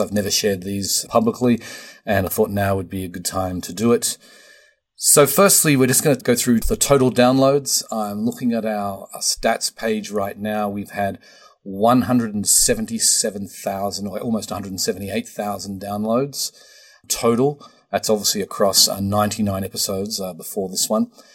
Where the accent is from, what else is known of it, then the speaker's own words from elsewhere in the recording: Australia; now in United States; Australia is number four, my home country